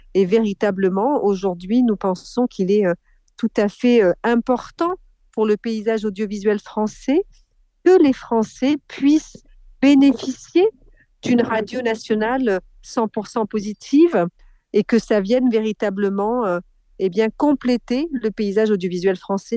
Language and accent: French; Corrèze, Nouvelle-Aquitaine, France; je suis née en Corrèze